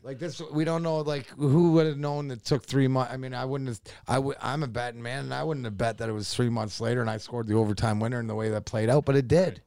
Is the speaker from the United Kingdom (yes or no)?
no; Windsor, Ontario, Canada; also born or lived in Burnaby, British Columbia; I was raised since I was six months just, uh, outside, uh, Windsor